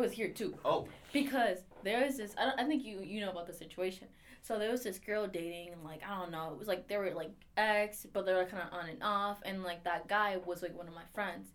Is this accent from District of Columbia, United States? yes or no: yes; Washington, District of Columbia, United States; accent: DC; my DC accent